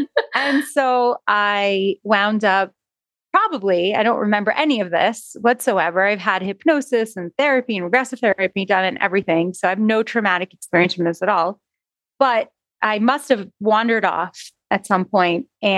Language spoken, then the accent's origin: English; Jerusalem, Jerusalem District, Israel; born there; I was born in Jerusalem in the 70s to a traditional Sephardic Jewish family.